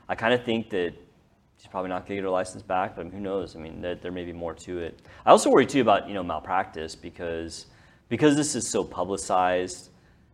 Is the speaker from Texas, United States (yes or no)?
yes; North Texas, United States; growing up in Texas, especially North Texas